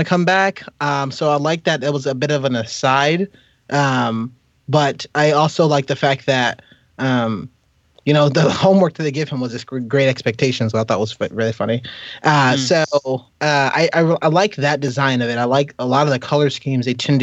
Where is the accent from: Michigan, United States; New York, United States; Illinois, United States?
New York, United States; upstate; I'm not from New York City, I'm from upstate